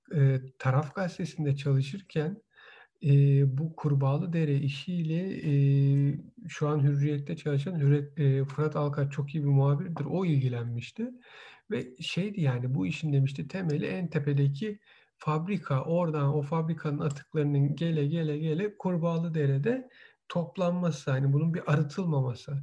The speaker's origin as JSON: {"language": "Turkish", "region": "Istanbul", "country": "Turkey", "tie": "born or raised there", "moved": "yes", "said": "Bütün gençliğim Boğaz'da geçmiş. Yani üniversiteye gider gelirken de İstanbul Üniversitesi'nde okurken de vapurda işte Marmara Denizi'nde geçmiş"}